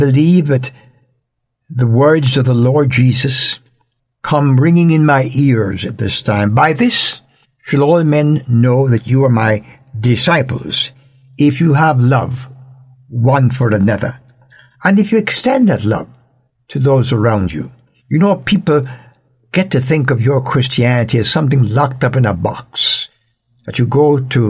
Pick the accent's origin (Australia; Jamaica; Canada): Jamaica; In Jamaica, where I was born and raised